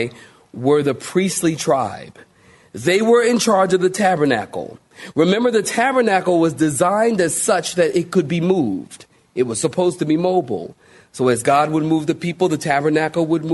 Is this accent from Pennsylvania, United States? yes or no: yes; Philadelphia, Pennsylvania, United States; moved away as an adult; now in Raleigh, United States; I'm from Philly